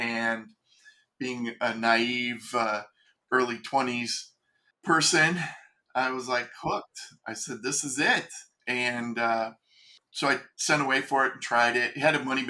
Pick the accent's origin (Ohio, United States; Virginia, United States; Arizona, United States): Ohio, United States; moved away as an adult; also born or lived in California; I was from Ohio, and I moved out to California